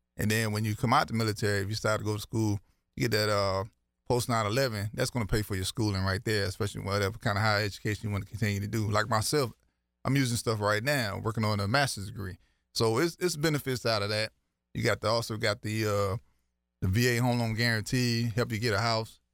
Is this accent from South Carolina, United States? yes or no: yes; Trio, South Carolina, United States; from a little community called Trio, South Carolina, in Williamsburg County.